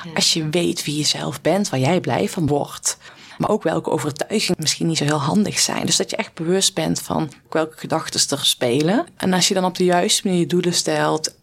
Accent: North Brabant, Netherlands; accent: Brabant dialect; ik kwam als boerenmeisje uit Brabant met een dialect. Ik praatte toen platter als dat ik nu deed.

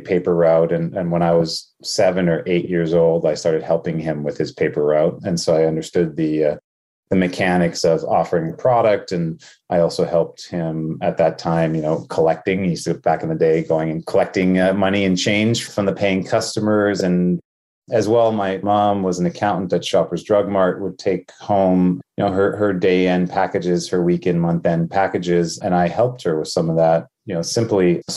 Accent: Winnipeg, Manitoba, Canada; also born or lived in Thunder Bay, Ontario; I was born in Thunder Bay, Ontario, but grew up in Winnipeg

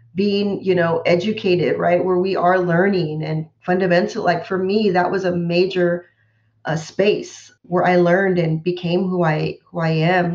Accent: Central Valley, California, United States; I grew up in the Central Valley

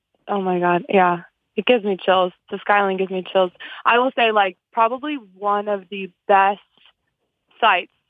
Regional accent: Chicago, Illinois, United States; moved away as an adult; now in New York City, United States; I'm from Chicago

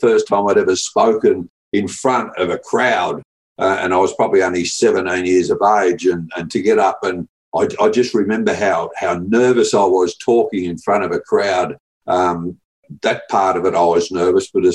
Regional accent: Leongatha, Victoria, Australia; we grew up in Leongatha

